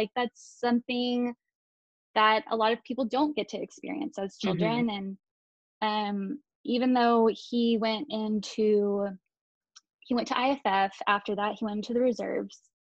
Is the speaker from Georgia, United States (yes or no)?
no; New Braunfels, Texas, United States; also born or lived in Laughlin Air Force Base, Del Rio, Texas; I was born on Laughlin Air Force Base. My dad was a first assignment instructor pilot, and I grew up in that portion of a military family. I went on to grow up in New Braunfels, Texas.